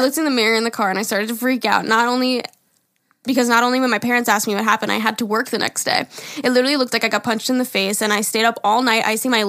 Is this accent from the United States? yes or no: no; Calgary, Alberta, Canada; I'm 21 from Calgary, Alberta.